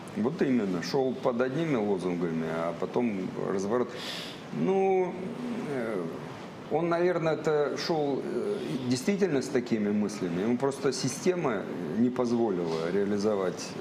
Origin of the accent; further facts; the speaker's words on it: Saint Petersburg, Russia; also born or lived in Kursk Oblast; now in Kursk, Russia; Я мальчик из Ленинграда